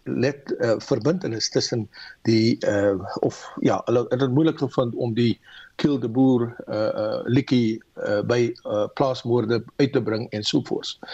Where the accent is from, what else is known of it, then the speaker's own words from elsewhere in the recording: South Africa; ons as Suid-Afrikaners